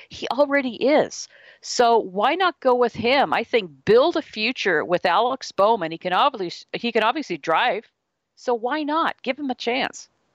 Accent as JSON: {"language": "English", "country": "Canada", "said": "being a Canadian"}